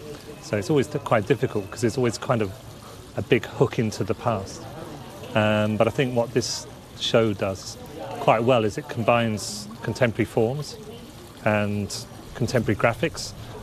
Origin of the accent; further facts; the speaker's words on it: England, United Kingdom; I'm from England.